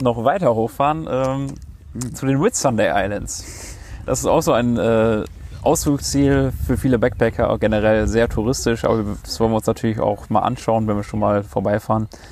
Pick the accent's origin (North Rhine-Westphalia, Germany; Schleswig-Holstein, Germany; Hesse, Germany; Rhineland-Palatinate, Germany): North Rhine-Westphalia, Germany; Münster; moved away as an adult; now in Sunshine Coast, Australia; bei uns zu Hause in Münster